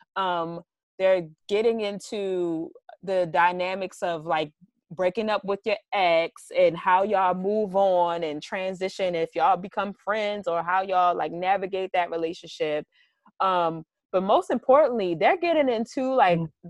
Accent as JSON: {"language": "English", "town": "Baltimore", "region": "Maryland", "country": "United States", "tie": "born or raised there", "said": "I grew up in Baltimore City"}